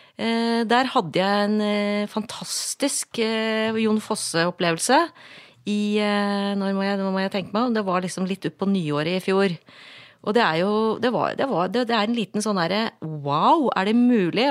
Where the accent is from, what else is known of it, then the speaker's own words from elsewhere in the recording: Gjøvik, Innlandet, Norway; moved away as an adult; also born or lived in Asker / Oslo; jeg er fra Gjøvik